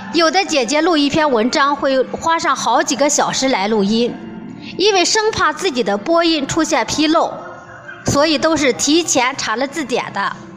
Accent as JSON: {"language": "Chinese", "town": "Shijiazhuang", "region": "Hebei", "country": "China", "said": "我的家在河北石家庄"}